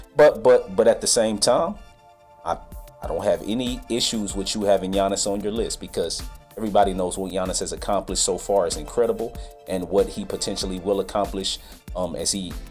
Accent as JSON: {"language": "English", "town": "Indianapolis", "region": "Indiana", "country": "United States", "tie": "born or raised there", "also_born_or_lived": "Fairbanks, Alaska", "moved": "yes", "said": "Indiana Pacers, my hometown squad"}